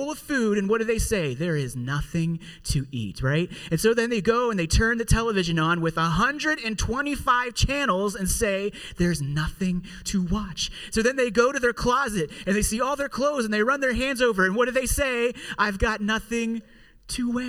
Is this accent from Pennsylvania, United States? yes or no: yes; Pittsburgh, Pennsylvania, United States; also born or lived in Indiana; here in Pittsburgh is where I'm from, where I was born and raised here in Pittsburgh